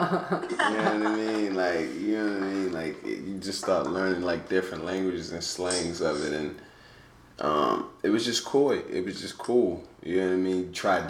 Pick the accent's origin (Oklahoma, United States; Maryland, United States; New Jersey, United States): Maryland, United States; Baltimore; growing up in Baltimore, you know, and being in there is very humbling.